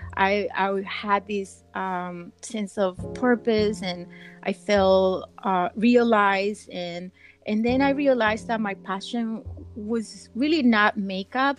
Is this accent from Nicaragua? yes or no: yes; Nicaragua; now in United States; I'm from originally from Nicaragua